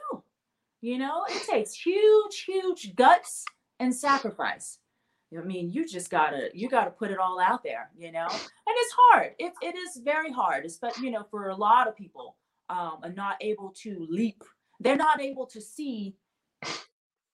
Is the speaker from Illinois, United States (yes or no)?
no; Memphis, Tennessee, United States; I grew up in Memphis, Tennessee